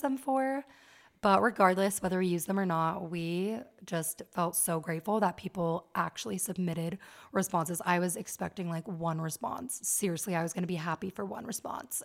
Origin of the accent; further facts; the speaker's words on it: Las Vegas, Nevada, United States; moved away as an adult; now in Utah County, United States; And I was raised in Las Vegas, and I've lived in Utah for almost ten years.